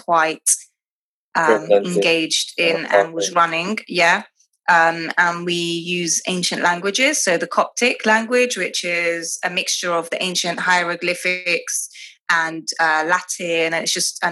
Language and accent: English; London, United Kingdom; also born or lived in Dubai / Egypt; I grew up in England predominantly, and my education was here